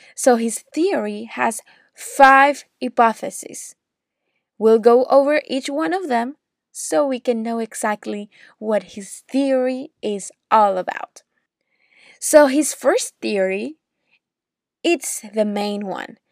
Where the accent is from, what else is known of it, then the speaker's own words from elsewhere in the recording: Caracas, Capital District, Venezuela; English is a second language; moved away as an adult; now in Orlando, United States; I was born in Caracas, Venezuela. So maybe you already noticed my accent.